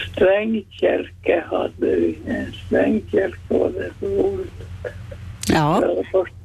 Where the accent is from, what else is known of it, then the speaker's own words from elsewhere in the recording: Närpes, Ostrobothnia, Finland; accent: Ostrobothnian; jag skulle berätta om min barndom i Närpes